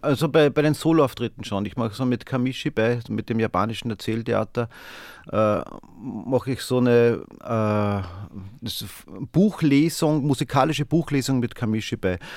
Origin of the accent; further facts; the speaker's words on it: Steyr, Upper Austria, Austria; ich bin ja aus Steyr. Steyr ist eine Stadt in Oberösterreich.